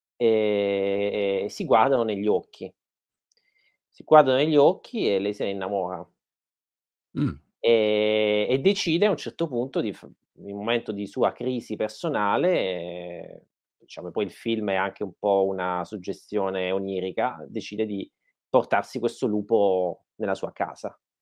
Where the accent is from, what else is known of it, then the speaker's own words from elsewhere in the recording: Martina Franca, Apulia, Italy; now in Berlin, Germany; nel paese dove sono nato, a Martina Franca